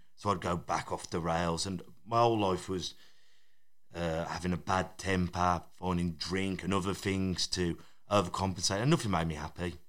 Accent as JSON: {"language": "English", "area": "Black Country", "region": "West Midlands", "country": "United Kingdom", "accent": "Black Country", "said": "we've kept close to our, our own dialect"}